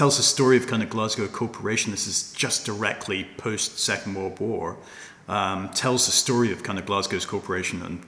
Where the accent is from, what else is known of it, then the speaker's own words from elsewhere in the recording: Hong Kong; moved away; I was brought up in Hong Kong